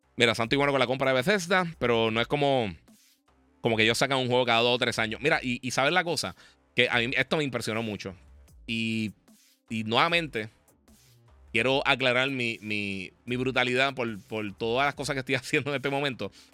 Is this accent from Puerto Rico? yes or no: yes; Puerto Rico; como somos Puerto Rico